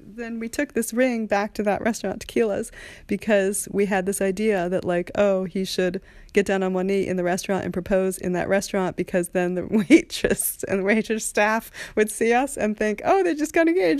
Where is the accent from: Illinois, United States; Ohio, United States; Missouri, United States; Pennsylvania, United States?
Pennsylvania, United States; Haverford; We're both from Haverford, just outside of Philly